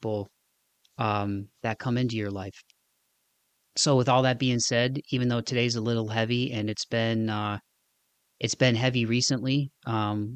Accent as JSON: {"language": "English", "area": "Northwest Ohio, Southeast Michigan", "region": "Midwest", "country": "United States", "tie": "born or raised there", "moved": "as an adult", "lives_now": "Nashville, United States", "said": "I had spent my entire life in Northwest Ohio, Southeast Michigan."}